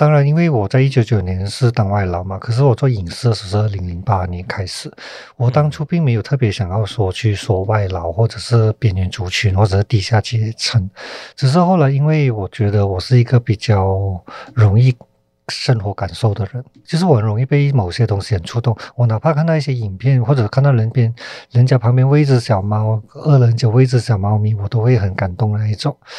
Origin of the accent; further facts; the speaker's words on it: Malaysia; 那我就我就想要做我我我自己在这片土地长大的关于人的事情。所以在二零一四年，我就叫了一个叫《分贝人生》的题材来金马创投嘛。所以从那时候开始，我就很笃定的说，我想做。我接下来有机会做的话，我都想说马来西亚这一片土地上面人的故事。